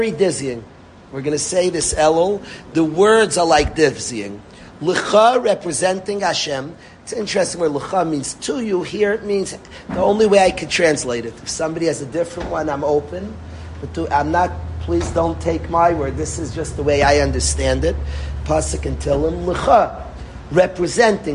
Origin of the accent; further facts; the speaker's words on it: New York City, New York, United States; I grew up in Far Rockaway